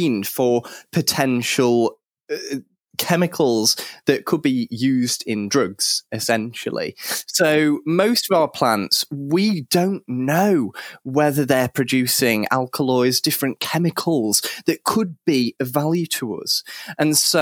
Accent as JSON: {"language": "English", "area": "Cheshire", "region": "North West England", "country": "United Kingdom", "tie": "born or raised there", "said": "I grew up reading something in Cheshire, which is where I grew up"}